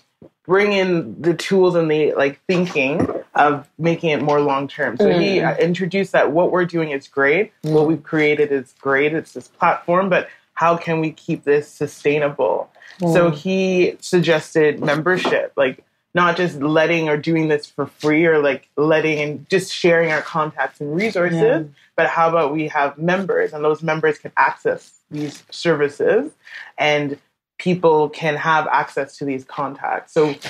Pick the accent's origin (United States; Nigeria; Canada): Canada; and also just being Canadian and appreciating diversity and that collective mentality